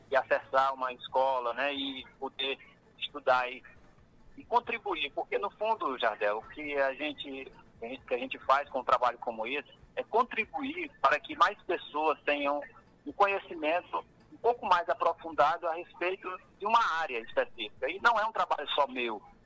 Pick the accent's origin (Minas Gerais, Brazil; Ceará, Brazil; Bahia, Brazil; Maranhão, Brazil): Maranhão, Brazil; Parnarama; now in Caxias, Brazil; Então eu sou de Parnarama, muitas, muitos caxienses nem sabem, mas eu sou de Parnarama, é, da, da, zona rural de Parnarama, Paiol do Centro, e tive a oportunidade de estudar em Caxias.